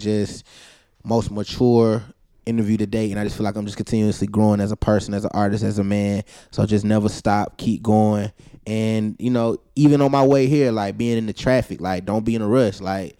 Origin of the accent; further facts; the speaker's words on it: Alabama, United States; Like, I just knew I was from New York, bro. A little Alabama boy, but.